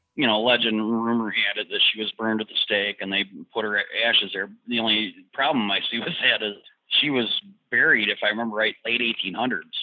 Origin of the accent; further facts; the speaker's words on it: Detroit, Michigan, United States; I'm from the Detroit area originally